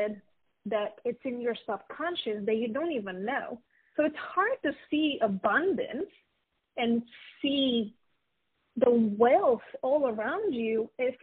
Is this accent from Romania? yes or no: yes; Romania; moved away as an adult; now in United States; I was born and raised in Romania